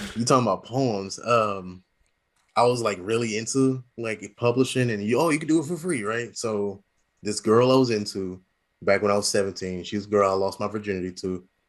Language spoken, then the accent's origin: English; St. Louis, Missouri, United States; moved away as an adult; also born or lived in Las Vegas / Alabama; now in Lufkin, United States; I was raised in Saint Louis